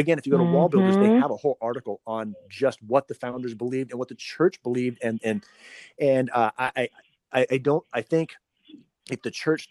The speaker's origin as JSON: {"language": "English", "country": "United States", "said": "my family being here since the 1800s, and so I'm pretty American"}